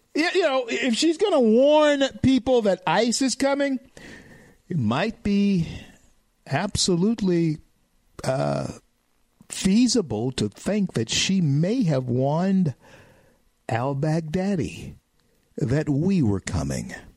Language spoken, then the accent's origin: English; the South, United States; I'm a Southerner, okay, and I educate my, my people in the South